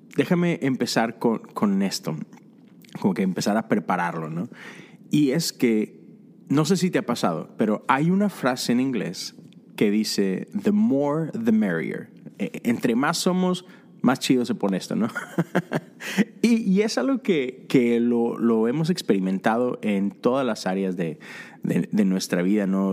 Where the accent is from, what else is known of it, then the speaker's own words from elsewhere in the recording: Monterrey, Nuevo León, Mexico; soy de Monterrey, soy fan de los Tigres y recuerdo esos primeros sábados que me iba con, mis amigos al estadio